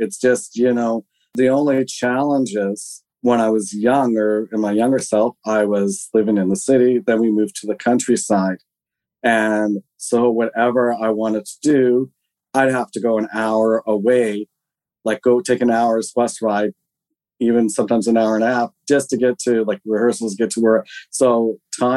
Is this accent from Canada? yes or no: yes; Alert Bay, British Columbia, Canada; also born or lived in Switzerland / Airolo, Switzerland; I was born in British Columbia in a place called Alert Bay, which is on this very tiny island off the northeastern tip of Vancouver Island